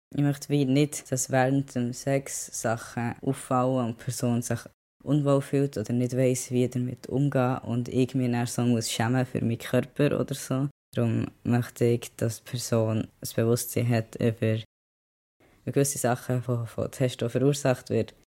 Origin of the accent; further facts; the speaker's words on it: Bern, Switzerland; moved away as an adult; now in London, United Kingdom; ich bin in Bern aufgewachsen, so eine grosse Stadt ist es nicht